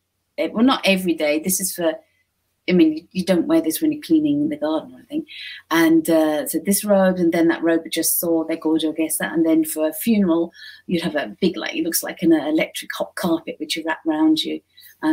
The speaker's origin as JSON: {"language": "English", "country": "United Kingdom", "moved": "as an adult", "lives_now": "Japan", "said": "I'm British"}